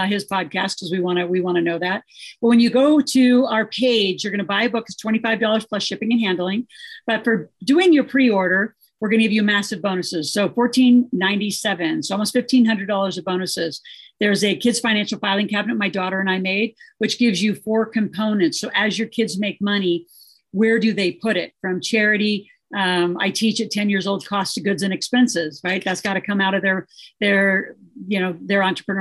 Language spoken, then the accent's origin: English; Nebraska, United States; I grew up in Nebraska